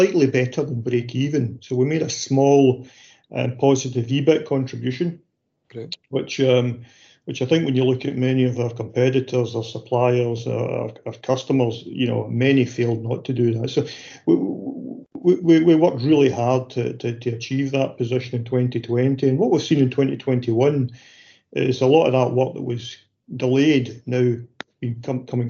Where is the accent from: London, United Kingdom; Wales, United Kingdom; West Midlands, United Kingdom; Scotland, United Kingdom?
Scotland, United Kingdom; Paisley; I was born in Seatill Road in Paisley. And I lived there with my parents and my younger brother. Stayed there to quite a young age, probably 4 or 5, we moved up to Foxbar